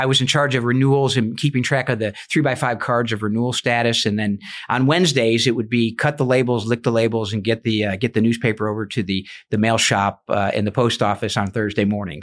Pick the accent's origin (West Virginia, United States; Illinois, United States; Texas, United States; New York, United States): New York, United States; Alfred; moved away; I grew up in Western New York, a, a little small town, uh, kinda equidistant from Buffalo and Rochester on the Pennsylvania border with more cows than people